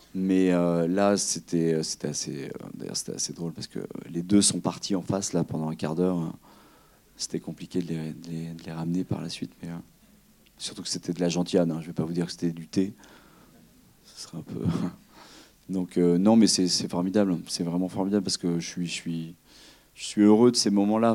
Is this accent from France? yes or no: yes; Limousin, Nouvelle-Aquitaine, France; je suis originaire du Limousin, et quand on est Limousin